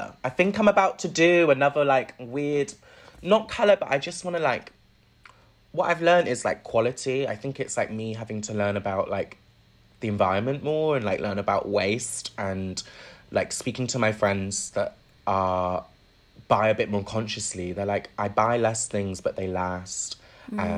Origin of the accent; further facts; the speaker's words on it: Bristol, South West England, United Kingdom; moved away as an adult; also born or lived in London; now in Bristol, United Kingdom; Moving to Bristol, where, like, obviously Bristol's got style. It's where I grew up